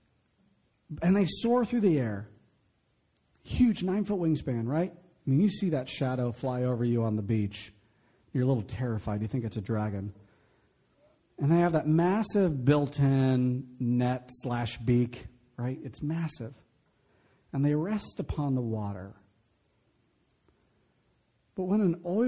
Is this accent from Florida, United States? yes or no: yes; Florida, United States; growing up in Florida, I grew up in the 90s.